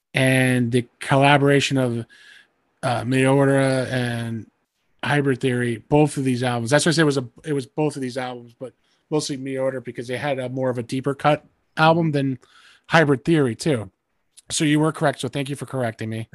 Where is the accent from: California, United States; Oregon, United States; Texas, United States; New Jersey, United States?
New Jersey, United States; Rutherford; moved away; I was from Bergen County